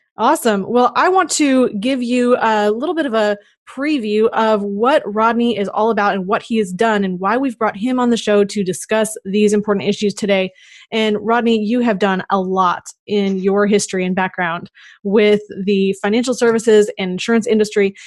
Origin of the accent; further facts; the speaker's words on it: Minnesota, United States; I am from Minnesota